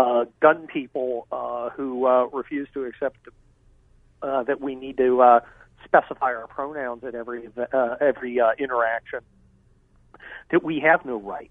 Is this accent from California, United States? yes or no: yes; Los Angeles, California, United States; I'm from Los Angeles